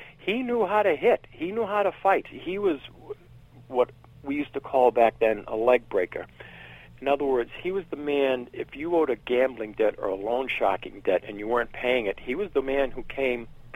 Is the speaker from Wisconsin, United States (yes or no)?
no; Billerica, Massachusetts, United States; also born or lived in Boston, Massachusetts / Cambridge, Massachusetts; the family I was part of moved up to Billerica, Mass